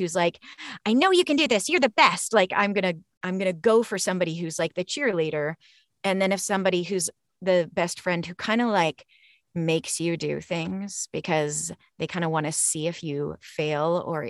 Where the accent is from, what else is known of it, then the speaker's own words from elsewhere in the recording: Canada; The hockey shirt, please. I grew up in Canada.